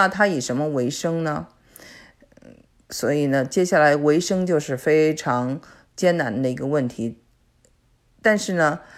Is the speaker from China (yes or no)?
yes; China; now in Canada; 因为我是我们是从中国过来的，所以呢，我觉得我还是很理解他。